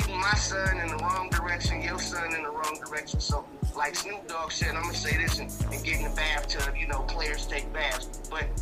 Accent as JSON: {"language": "English", "town": "Los Angeles", "region": "California", "country": "United States", "said": "I'm from Los Angeles"}